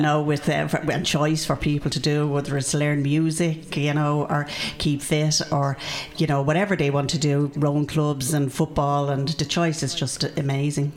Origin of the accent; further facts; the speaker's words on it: Dublin, Leinster, Ireland; I grew up in Canamooney Garden, so I'm from Ringsend